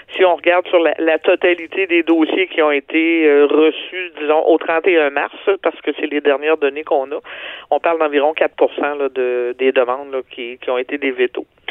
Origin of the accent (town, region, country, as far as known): Quebec, Canada